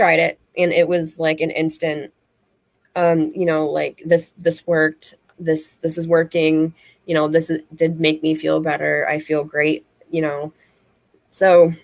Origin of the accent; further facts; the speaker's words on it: Michigan, United States; moved away as an adult; now in Florida, United States; I'm from Michigan originally, so we were allowed to grow